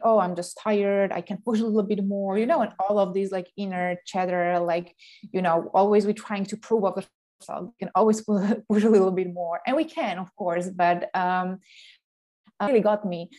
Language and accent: English; Slovakia; moved away as an adult; also born or lived in Denmark / Canada / England; now in Sweden; I'm coming originally from Slovakia